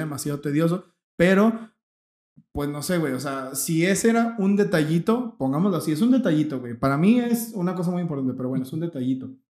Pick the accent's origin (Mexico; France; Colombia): Mexico; nosotros somos mexicanos